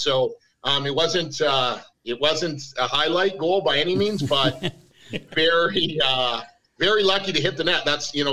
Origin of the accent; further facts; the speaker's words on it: Calgary, Alberta, Canada; moved away; I grew up in Calgary